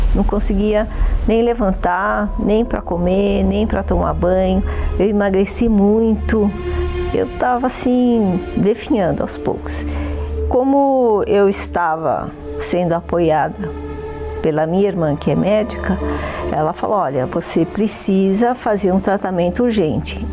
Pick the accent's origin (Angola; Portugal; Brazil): Brazil; São Paulo; Eu nasci em São Paulo, capital, né? E eu tive uma infância assim, passando com muitas dificuldades